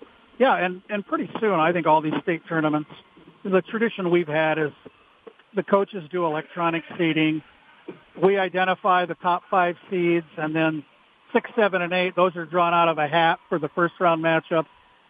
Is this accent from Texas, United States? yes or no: no; Minnesota, United States; And I'm really proud to say I'm from Minnesota because all these other states, they always want to know what's Minnesota doing